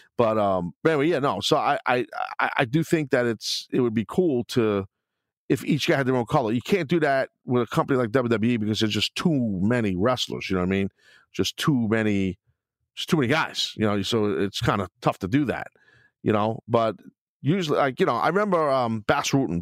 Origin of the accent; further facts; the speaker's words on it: New York City, New York, United States; in Brooklyn, my hometown